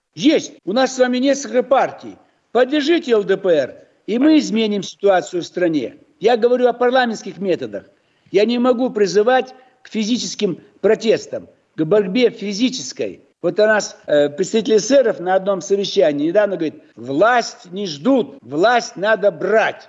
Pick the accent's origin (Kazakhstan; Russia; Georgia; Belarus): Kazakhstan; Almaty; я родился в Алмате, далеко-далеко от Питера